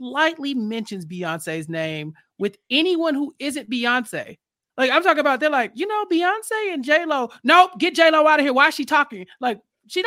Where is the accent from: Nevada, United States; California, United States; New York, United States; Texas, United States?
Texas, United States; Houston; I'm also from Houston, Texas. Me and her went to the same middle school